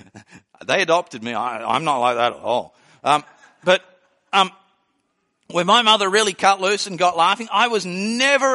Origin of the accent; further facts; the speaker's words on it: Australia; moved away; I came from Australia.